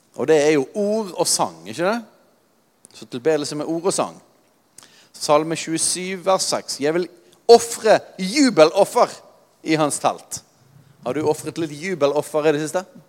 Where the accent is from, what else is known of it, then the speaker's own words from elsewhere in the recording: Norway; vi er nordmenn